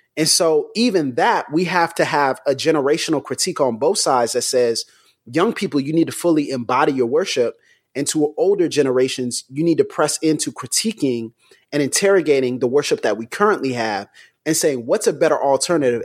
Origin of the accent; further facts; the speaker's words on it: United States; I'm from I'm from the U.S.